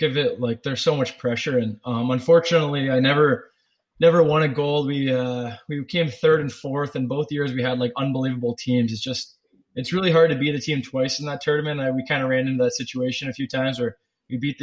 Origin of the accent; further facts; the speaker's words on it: Canada; growing up as a Canadian kid